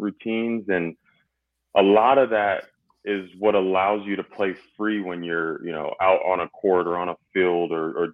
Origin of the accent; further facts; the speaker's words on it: California, United States; moved away as an adult; I'm from California